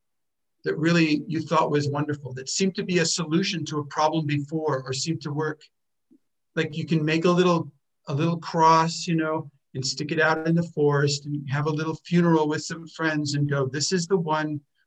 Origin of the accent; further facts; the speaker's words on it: United States; moved away as an adult; I was born in America